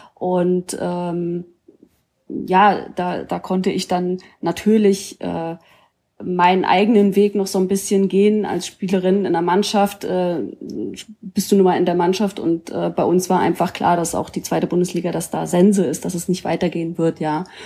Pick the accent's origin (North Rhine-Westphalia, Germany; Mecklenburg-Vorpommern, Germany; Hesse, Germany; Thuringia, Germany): Mecklenburg-Vorpommern, Germany; moved away; ich komme ja ursprünglich aus Mecklenburg-Vorpommern